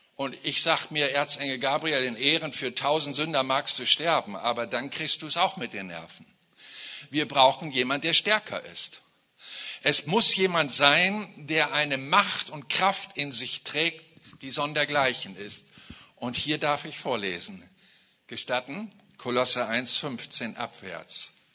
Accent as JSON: {"language": "German", "country": "Germany", "said": "als Deutsche"}